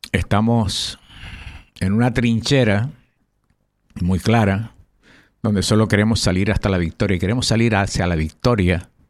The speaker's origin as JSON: {"language": "Spanish", "region": "Canary Islands", "country": "Spain", "said": "Tú sabes que aquí los canarios somos medio cubanos y medio canarios."}